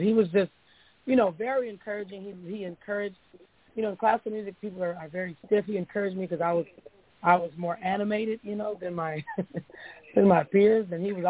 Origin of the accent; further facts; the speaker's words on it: Oakland, California, United States; I'm from East Oakland. I went to Markham Elementary in Hayward. I went to Westlake Middle School in West Oakland, Skyline High School.